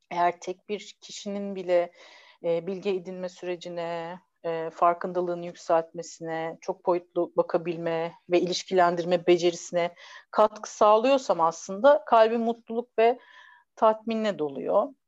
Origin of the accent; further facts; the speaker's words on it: Ankara, Turkey; also born or lived in Istanbul; now in İzmir, Turkey; bir Ankaralı, bir İstanbullu ve bir İzmirli kadınım aslında. Ee, bir Ankaralı olarak disiplinli, İstanbullu olarak e, hızlı, pratik ve böyle bilgi peşinde koşan biriyim. Daha çok yeni İzmirliyim